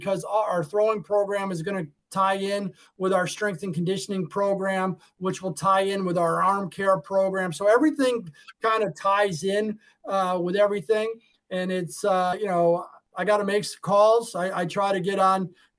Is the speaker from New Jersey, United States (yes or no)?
no; Arizona, United States; when I grew up out in Arizona